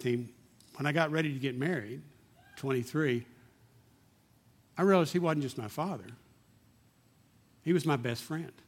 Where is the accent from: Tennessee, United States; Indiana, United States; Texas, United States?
Texas, United States; Odessa; I grew up in Slodessa, and I didn't realize at the time it was a very bigoted city, typical small town in Texas, back in the 60s